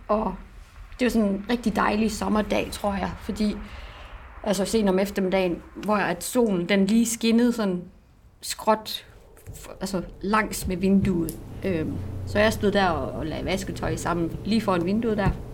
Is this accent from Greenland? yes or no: yes; Greenland; also born or lived in Southern Jutland; now in Denmark; jeg er fra Grønland